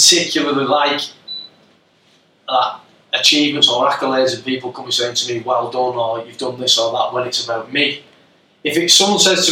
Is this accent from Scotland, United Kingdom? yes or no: no; Rochdale, North West England, United Kingdom; I grew up in Rochdale